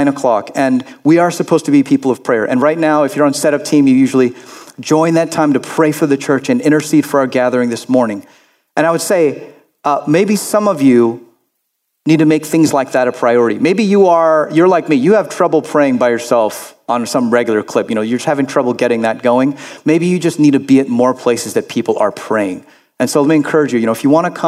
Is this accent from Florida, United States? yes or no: yes; Florida, United States; I grew up in Florida